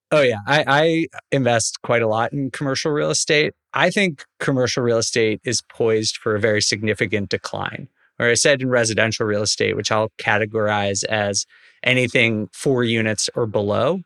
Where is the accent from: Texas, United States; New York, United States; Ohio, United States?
New York, United States; moved away; I'm from New York originally